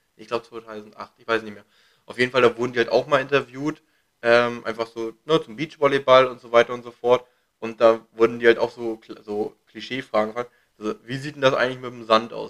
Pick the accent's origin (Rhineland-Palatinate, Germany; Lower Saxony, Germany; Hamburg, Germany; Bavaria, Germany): Lower Saxony, Germany; Hanover; now in Berlin, Germany; ich komme ja aus Hannover bei Rode